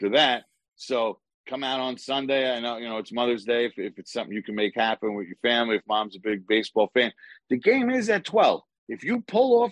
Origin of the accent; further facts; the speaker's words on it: New York, United States; I'm from New York